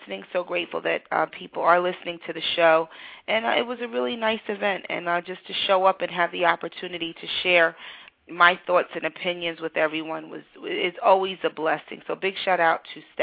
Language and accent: English; New York City, New York, United States; growing up in the 80s, with AIDS and growing up in New York City